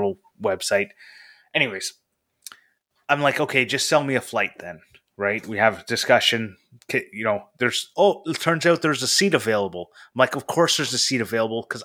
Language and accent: English; Canada